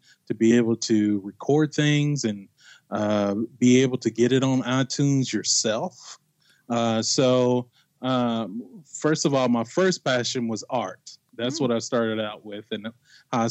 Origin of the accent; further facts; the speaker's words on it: Bardstown, Kentucky, United States; now in Indianapolis, United States; I was born and raised in Bardstown, Kentucky